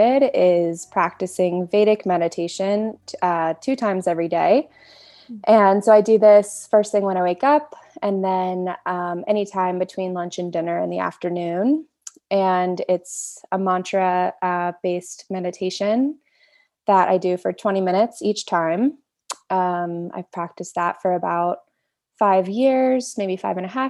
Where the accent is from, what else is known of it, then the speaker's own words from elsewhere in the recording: Cincinnati, Ohio, United States; moved away as an adult; now in Boulder, United States; I grew up in Cincinnati, Ohio, with two Western doctors for parents